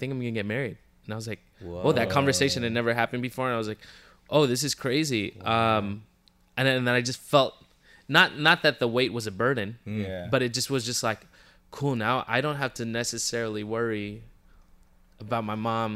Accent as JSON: {"language": "English", "town": "Moreno Valley", "region": "California", "country": "United States", "tie": "born or raised there", "also_born_or_lived": "Pomona / Riverside", "lives_now": "Los Angeles, United States", "said": "I was born in Pomona. And I grew up in a town called Moreno Valley."}